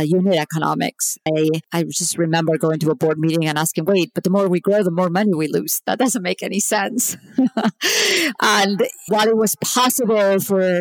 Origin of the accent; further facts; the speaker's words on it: Barcelona, Catalonia, Spain; moved away as an adult; also born or lived in Stanford, California / Silicon Valley; now in United States; I'm actually originally from Barcelona, Spain. I came to the US in 1995.